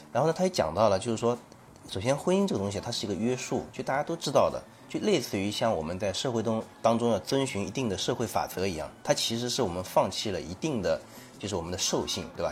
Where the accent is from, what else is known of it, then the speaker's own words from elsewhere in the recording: Shaoxing, Zhejiang, China; moved away; also born or lived in Shandong; 其实这家那边啊，就是我的老家嗯。绍兴地下的那个农村里面